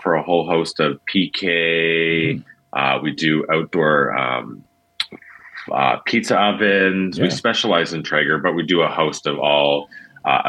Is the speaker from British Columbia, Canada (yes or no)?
yes; Vancouver, British Columbia, Canada; also born or lived in Dawson Creek; born and raised in the Lower Mainland here.